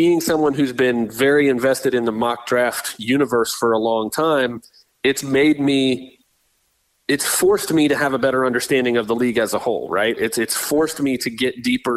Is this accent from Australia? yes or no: no; Tampa, Florida, United States; I grew up in the Tampa area